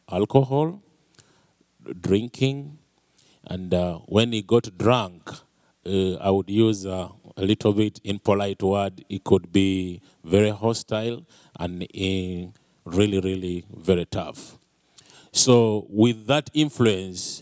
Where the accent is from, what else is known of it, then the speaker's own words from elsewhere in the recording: Uganda; moved away; I'm from Uganda, a little country way back in Africa